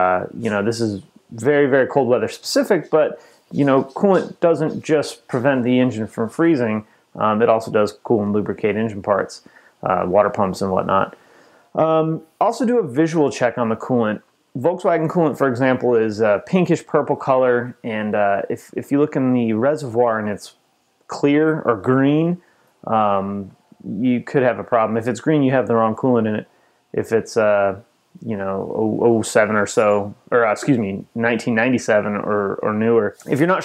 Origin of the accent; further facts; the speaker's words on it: just outside of Chicago, Illinois, United States; I grew up just outside of Chicago